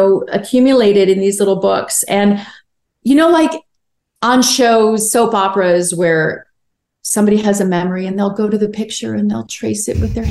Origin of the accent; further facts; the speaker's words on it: Chicago, Illinois, United States; also born or lived in Wilmington, North Carolina; now in Los Angeles, United States; I'm from Chicago. I miss it a lot.